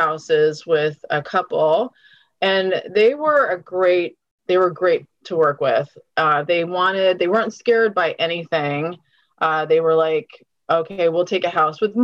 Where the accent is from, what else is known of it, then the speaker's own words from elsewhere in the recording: College Park, Maryland, United States; also born or lived in Washington, District of Columbia, United States / Silver Spring; I grew up in College Park. I live near the university. And so that's really my wheelhouse. I was born in DC.